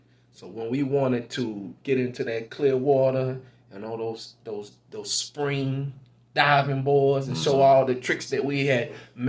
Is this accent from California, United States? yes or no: no; Goldsboro, North Carolina, United States; So the first time I realized I was black was growing up in Goldsboro, North Carolina.